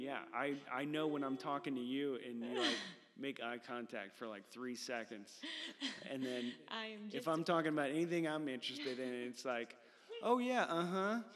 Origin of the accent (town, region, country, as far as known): Texas, United States; born or raised there; also born or lived in Illinois / Corpus Christi / Austin / Bee Cave